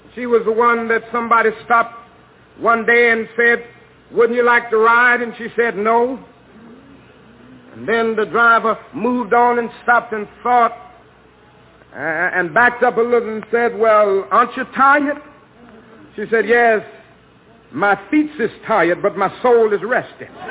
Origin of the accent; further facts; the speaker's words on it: Georgia, United States; my home state of Georgia